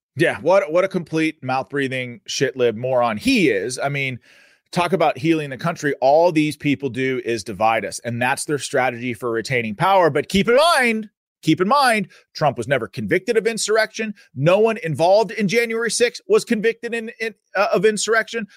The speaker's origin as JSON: {"language": "English", "region": "Pennsylvania", "country": "United States", "said": "My home state, the Commonwealth of Pennsylvania."}